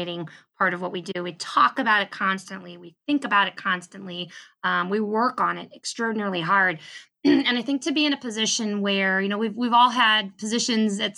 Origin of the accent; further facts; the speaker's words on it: Baltimore, Maryland, United States; I was also born in Baltimore.